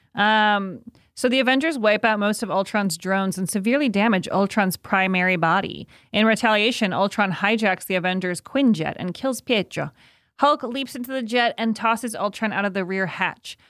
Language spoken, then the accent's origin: English; Evanston, Illinois, United States; moved away; my hometown of Evanston, Illinois.